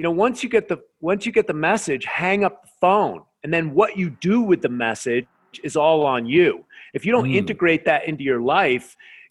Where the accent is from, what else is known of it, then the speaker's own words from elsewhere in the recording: United States; I'm an American. That's the way I grew up.